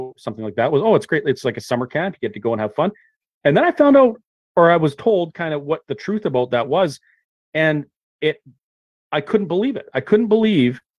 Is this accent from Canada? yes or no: yes; Kamloops, British Columbia, Canada; I grew up in Kamloops